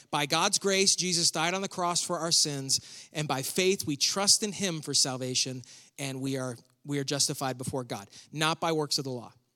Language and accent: English; near Buffalo, New York, United States; I was born and raised near Buffalo, the home of the chicken wing